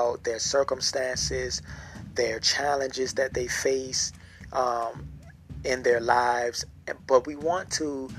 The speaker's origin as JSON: {"language": "English", "town": "Norfolk", "region": "Virginia", "country": "United States", "said": "I am from Norfolk, Virginia"}